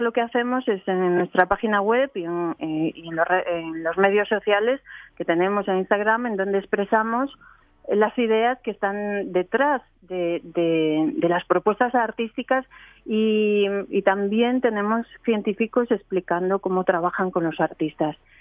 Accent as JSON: {"language": "Spanish", "country": "Spain", "moved": "as an adult", "lives_now": "Geneva, Switzerland", "said": "yo soy española, trabajo en Ginebra"}